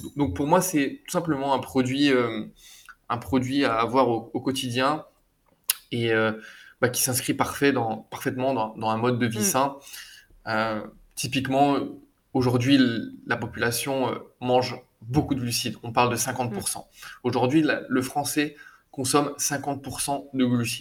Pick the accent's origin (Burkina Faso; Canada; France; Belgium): France; now in Barcelona, Spain; chez moi en France